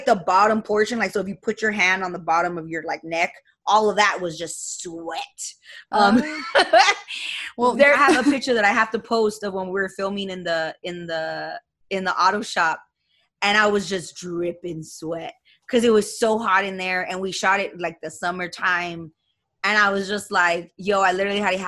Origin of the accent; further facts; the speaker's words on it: Montebello, California, United States; born and raised in Montebello, East LA.